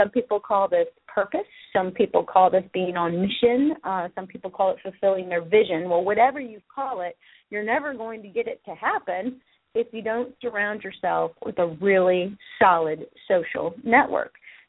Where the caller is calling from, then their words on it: Sherrills Ford, North Carolina, United States; I am calling you from Cheryl's Ford, North Carolina